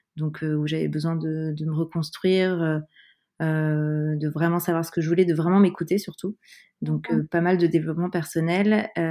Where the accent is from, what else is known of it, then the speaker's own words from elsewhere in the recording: Paris suburbs, Île-de-France, France; now in Paris, France; J'ai grandi en banlieue parisienne, euh, proche Paris, je suis parisienne depuis de nombreuses années maintenant.